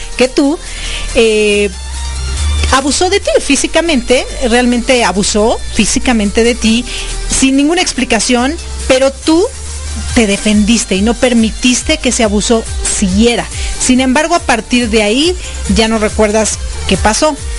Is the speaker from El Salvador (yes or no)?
no; Mexico; now in Florida, United States; como buena mexicana